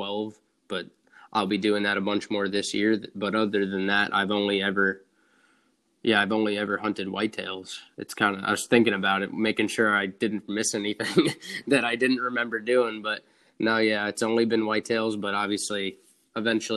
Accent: Long Island, New York, United States; I'm from Long Island, New York

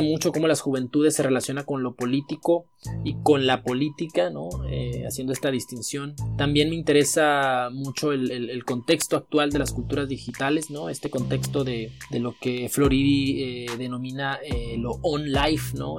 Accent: Mexico; now in Mexicali, Mexico; soy mexicano

